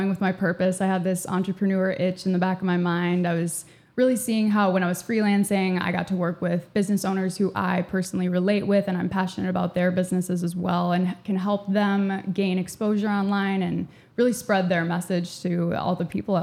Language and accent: English; Andover, Minnesota, United States; moved away as an adult; also born or lived in Eau Claire, Wisconsin; I grew up in Andover, Minnesota, graduated from Andover High School in 2018